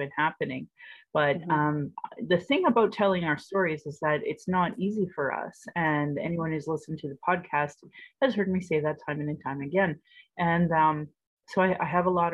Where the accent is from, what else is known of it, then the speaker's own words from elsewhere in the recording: Calgary, Alberta, Canada; I was born in Calgary or in Blackfoot McKinstis